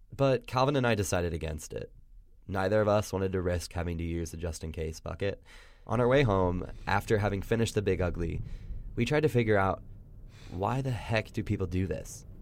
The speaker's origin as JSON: {"language": "English", "region": "Indiana", "country": "United States", "tie": "born or raised there"}